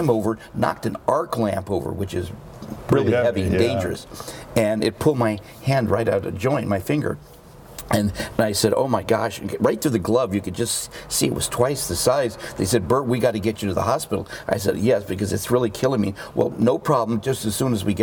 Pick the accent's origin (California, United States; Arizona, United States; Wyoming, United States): California, United States; Beverly Hills; I was brought up in Beverly Hills, went to Beverly Hills School, UCLA, UCSB